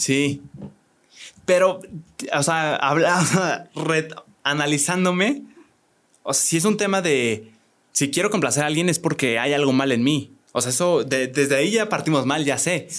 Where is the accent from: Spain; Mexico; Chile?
Mexico; Querétaro; aquí somos dos queretanos